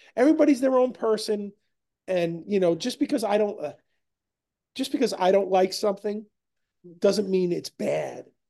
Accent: New York, United States; we're from New York

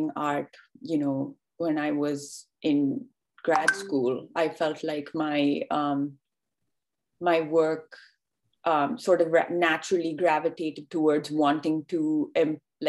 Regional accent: India; moved away as an adult; now in New York, United States; I live and work out of New York right now, but I grew up in India

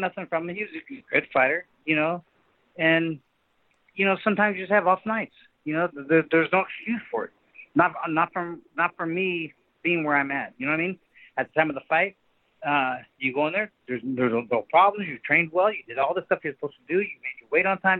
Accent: Sacramento, California, United States; born or raised there

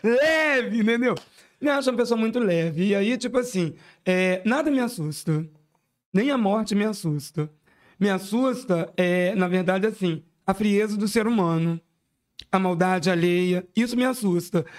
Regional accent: Brazil; enquanto SEABense, SEABense nato, né? Eu nasci no Havaí, me criei aqui, né? Desde, desde os 28 dias de nascimento, eu estou aqui na SEAB

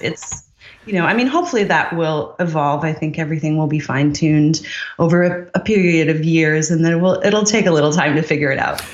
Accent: Newfoundland and Labrador, Canada; moved away; also born or lived in Montreal / Ireland / United Kingdom / Seattle; I grew up in Newfoundland.

